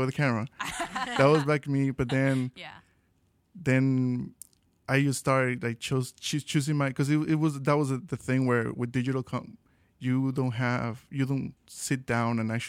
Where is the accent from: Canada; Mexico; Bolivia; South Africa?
Mexico; now in Chicago, United States; We're from Mexico